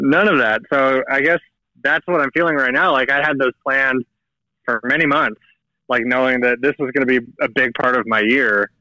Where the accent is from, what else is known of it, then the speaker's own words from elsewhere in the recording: United States; moved away as an adult; also born or lived in Seattle, Washington; now in Chile; my family back in the states